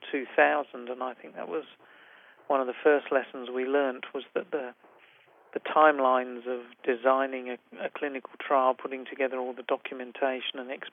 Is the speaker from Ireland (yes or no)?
no; England, United Kingdom; moved away as an adult; also born or lived in London, United Kingdom / Toronto, Canada; now in Sydney, Australia; my personal background is that I'm originally from England